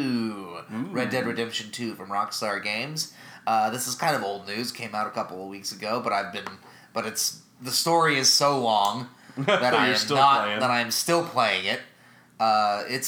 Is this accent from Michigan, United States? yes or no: no; Dallas, Texas, United States; I grew up in Dallas.